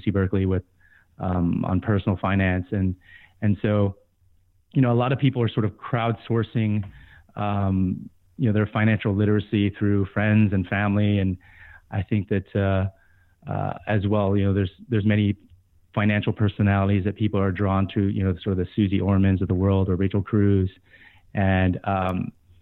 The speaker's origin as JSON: {"language": "English", "country": "Guam", "tie": "born or raised there", "moved": "yes", "said": "I was born and raised in Guam."}